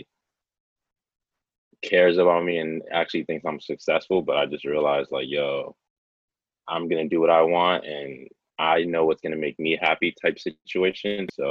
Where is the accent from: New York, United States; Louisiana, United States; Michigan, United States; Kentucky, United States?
Michigan, United States; Detroit; moved away as an adult; also born or lived in Guinea / California; now in Los Angeles, United States; I was born in West Africa in Guinea. I was born in 94, lived there till I was 7, and then moved to Detroit in 2002, raised in Detroit